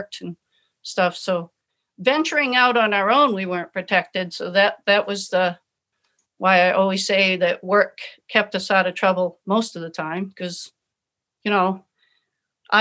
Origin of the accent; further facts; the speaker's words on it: Kittery, Maine, United States; I come from Kittery. You know, it's humid, it's cool